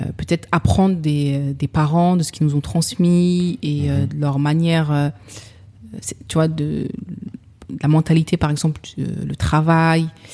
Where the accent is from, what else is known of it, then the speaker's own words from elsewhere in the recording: Sevran, Île-de-France, France; j'ai grandi à Sevran.